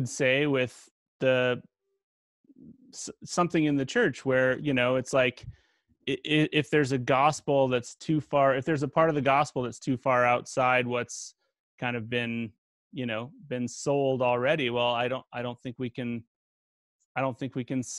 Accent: Canada; I'm from Canada

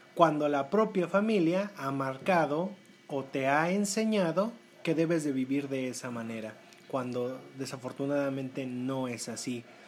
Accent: Puebla, Mexico; para nosotros como, como poblanos, pues eh, resulta ser muy cotidiano hablar eh, de manera directa a las personas

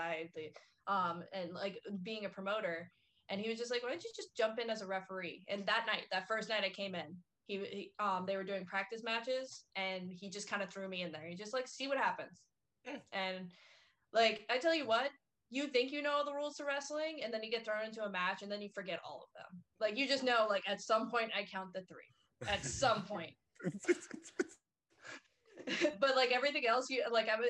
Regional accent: Vero Beach, Florida, United States; I'm from Vero Beach

